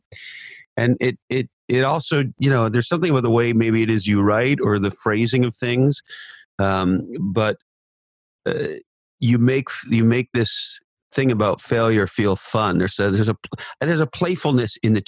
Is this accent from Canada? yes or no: yes; Canada; I'm a Canadian